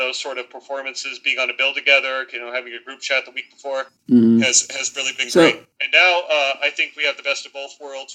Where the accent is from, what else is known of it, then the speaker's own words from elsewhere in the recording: Southern California, United States; moved away as an adult; also born or lived in El Paso, Texas / Washington, D.C. area; now in Virginia, United States; Grew up in Southern California, joined the Army, took me to El Paso, Texas, and then to the D.C. area